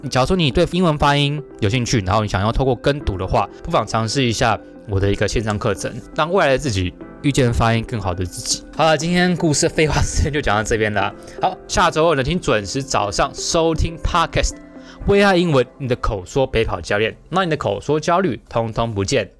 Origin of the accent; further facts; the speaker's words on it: Taiwan; 我们台湾人讲英文